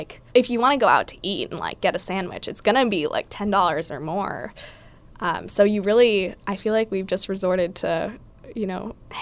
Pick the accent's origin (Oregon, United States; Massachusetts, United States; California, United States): California, United States; San Francisco; I'm from San Francisco